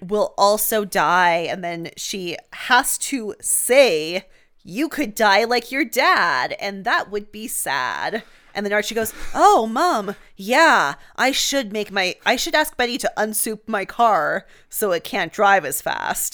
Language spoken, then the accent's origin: English; Canada; I'm a Canadian